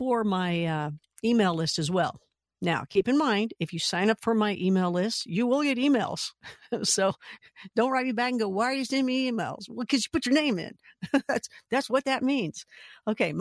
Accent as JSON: {"language": "English", "town": "Louisville", "region": "Kentucky", "country": "United States", "tie": "born or raised there", "said": "Louisville, Kentucky, my hometown"}